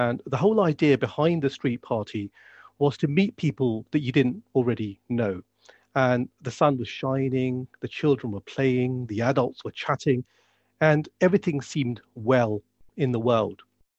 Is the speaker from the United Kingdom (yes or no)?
yes; United Kingdom; I am a Muslim. I'm a British Pakistani Muslim.